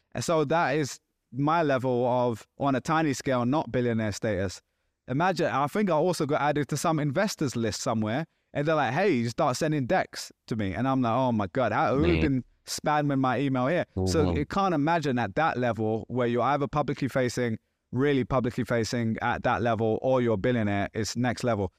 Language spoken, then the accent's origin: English; England, United Kingdom; Like, oh, I'm English. I say mate too.